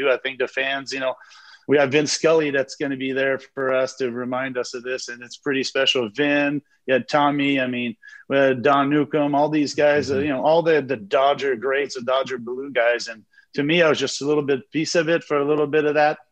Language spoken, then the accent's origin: English; Montreal, Quebec, Canada; I'm from Montreal.